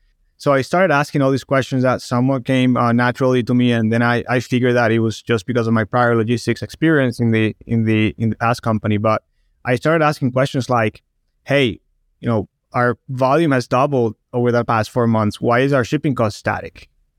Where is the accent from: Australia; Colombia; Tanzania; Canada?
Colombia; Barranquilla, Atlántico; English is a second language; moved away as an adult; Born and raised in Colombia, South America, in the Barranquilla, which is the north coast of the country. And when I was in my early 20s, I went to Boston for school.